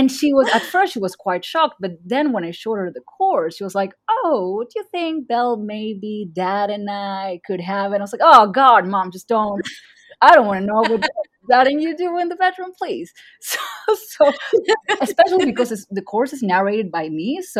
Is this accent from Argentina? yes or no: yes; Argentina; first language Spanish; English is a second language; I'm from Argentina.